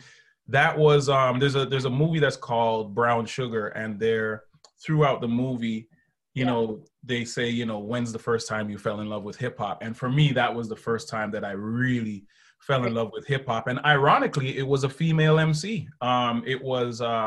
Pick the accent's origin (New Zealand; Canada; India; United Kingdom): Canada; growing up in Canada